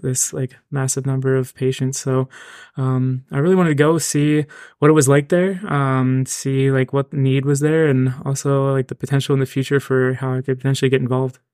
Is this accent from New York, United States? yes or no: no; Reading, Pennsylvania, United States; moved away as an adult; now in Hershey, United States; I'm originally from Reading, Pennsylvania